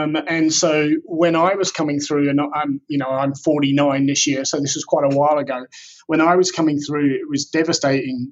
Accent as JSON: {"language": "English", "region": "England", "country": "United Kingdom", "tie": "born or raised there", "said": "growing up in England at the time, dyslexia was completely unrecognized"}